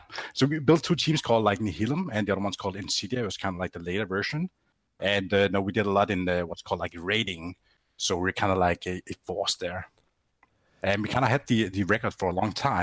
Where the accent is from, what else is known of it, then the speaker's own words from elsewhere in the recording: Grenaa, Central Denmark Region, Denmark; I'm from a close town to it called Grenaa